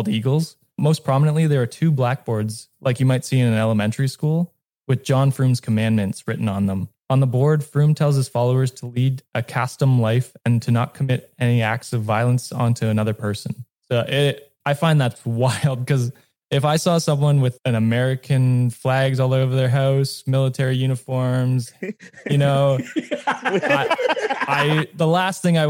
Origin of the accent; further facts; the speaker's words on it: Canada; I'm Canadian